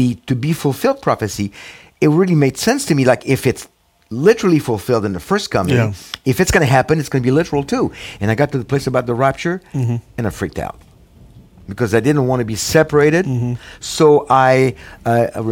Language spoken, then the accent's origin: English; Paris, Île-de-France, France; English is a second language; moved away as an adult; now in United States; I was born in Paris, France, mm-hmm. in the late 50s, and Jewish parents, both Holocaust and war survivors. And so I was brought up in an agnostic, non-religious Jewish family